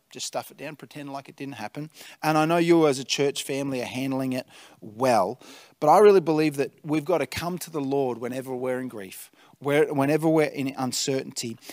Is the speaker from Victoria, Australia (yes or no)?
yes; Tatura, Victoria, Australia; now in Albury-Wodonga, Australia; I grew up in the Golden Valley, uh, in Tatura